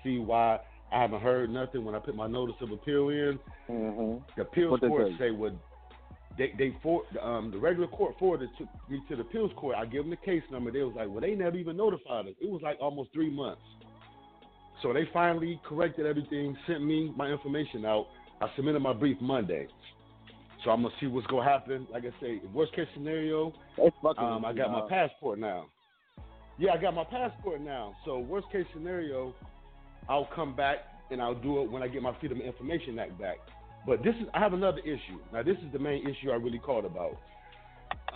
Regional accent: Ohio, United States; moved away as an adult; also born or lived in Florida; now in Hillsborough County, Florida, United States; I'm from Ohio

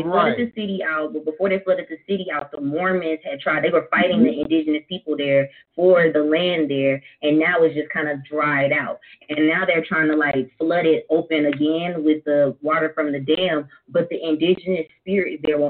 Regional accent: Los Angeles, California, United States; so my family, I came from Los Angeles, so I was on a reservation

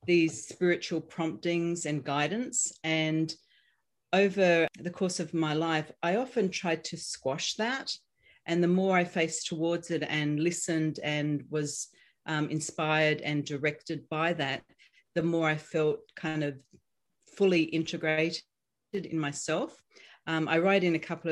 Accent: Australia; now in United States; you're going to notice my accent. So I'm Australian, but I'm living here in the United States

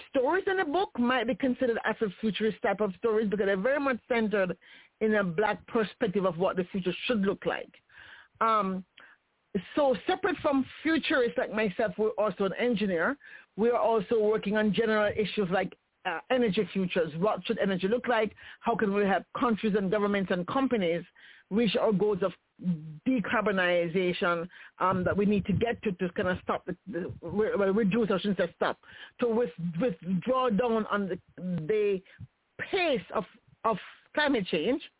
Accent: Jamaica; Yes, I'm Jamaican.

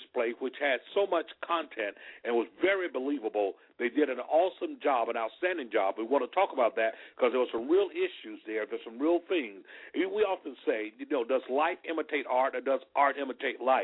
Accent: Selma, Alabama, United States; I was born and raised in Selma, Alabama

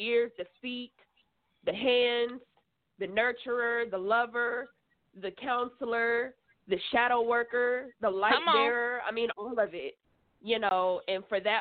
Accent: Atlanta, Georgia, United States; moved away as an adult; now in California, United States; I was born and raised in Atlanta

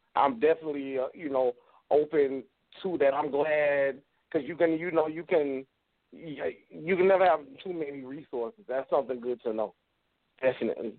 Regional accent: Wilmington, North Carolina, United States; I'm from Wilmington, North Carolina.

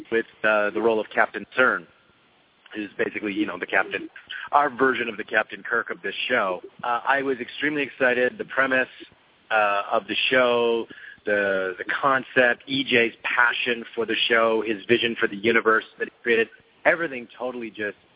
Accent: Montreal, Quebec, Canada; moved away as an adult; now in Los Angeles, United States; I grew up in Montreal, Canada

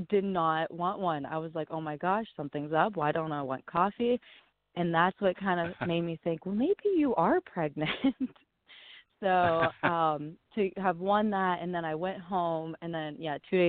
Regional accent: Waynesburg, Pennsylvania, United States; also born or lived in Marianna, Pennsylvania; I grew up in Waynesburg. It's about an hour south of Pittsburgh

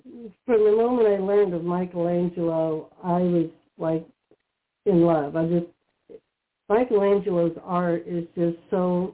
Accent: Spain; now in Pennsylvania, United States; I was born in Spain.

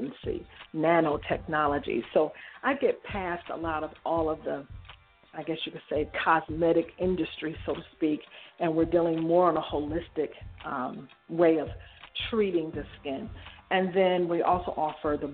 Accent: Detroit, Michigan, United States; I was born and raised in Detroit, Michigan

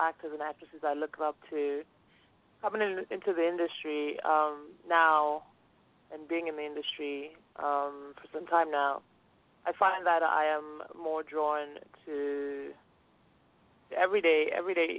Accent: Lagos, Nigeria; now in United States; I'm Nigerian. I grew up in Lagos

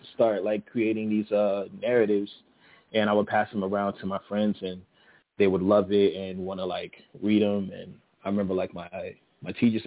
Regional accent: Miami, Florida, United States; Born and raised Miami, Florida, 1990

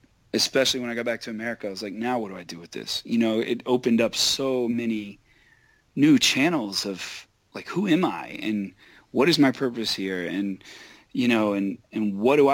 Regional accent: Quincy, Florida, United States; moved away; also born or lived in Israel; I grew up outside of Tallahassee in this little town called Quincy, Florida, which is like right near the border of Georgia

